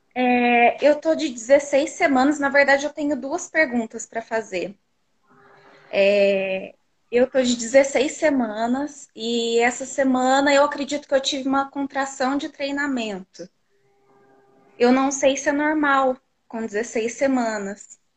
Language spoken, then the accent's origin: Portuguese; Poços de Caldas, Minas Gerais, Brazil; Eu sou de Poços de Caldas, Minas Gerais